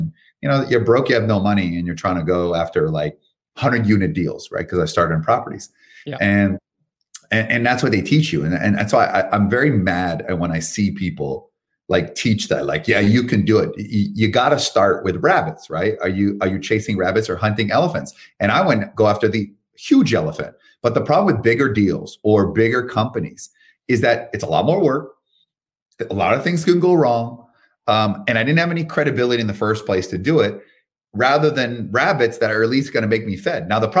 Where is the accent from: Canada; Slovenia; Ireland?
Canada; moved away as an adult; now in United States; I'm from Canada. Came here over 10 years ago